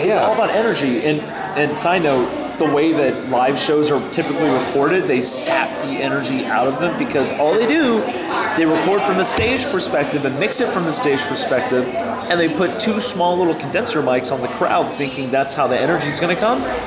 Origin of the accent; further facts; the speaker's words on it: Northern Virginia, United States; moved away as an adult; also born or lived in Pittsburgh, Pennsylvania; now in Knoxville, United States; I grew up around Northern Virginia